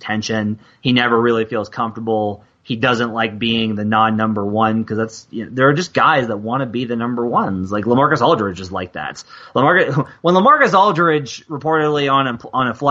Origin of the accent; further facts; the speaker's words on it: Northwest Arkansas, United States; my family is from Kirkley. Like, I grew up in Northwest Arkansas.